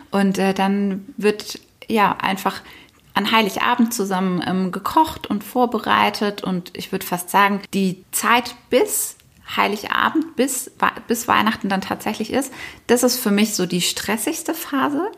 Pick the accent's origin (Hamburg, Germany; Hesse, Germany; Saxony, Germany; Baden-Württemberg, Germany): Baden-Württemberg, Germany; Nagold; moved away; meine Heimat ist ja Nagold und dort eben auch in meinem Elternhaus, wo wir alle groß geworden sind